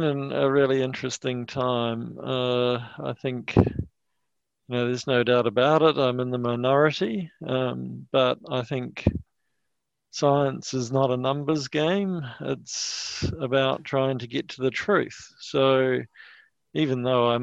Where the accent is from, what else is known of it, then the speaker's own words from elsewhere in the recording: New Zealand; as a New Zealander